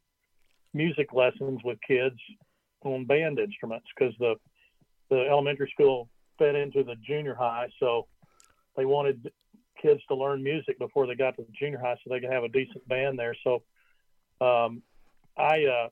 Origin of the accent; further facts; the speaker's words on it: Dallas, Texas, United States; also born or lived in Austin; I grew up in Dallas